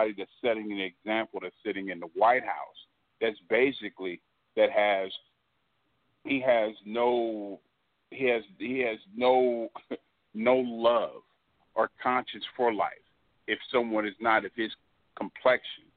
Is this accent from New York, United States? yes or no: no; Los Angeles, California, United States; now in Houston, United States; I'm originally from South Central Los Angeles. I grew up in the era of Chief Daryl Gates